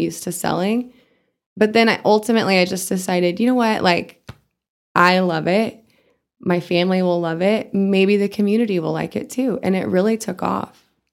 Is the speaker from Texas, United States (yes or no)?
yes; Amarillo, Texas, United States; also born or lived in Canada / Europe / South Dakota; I grew up in Amarillo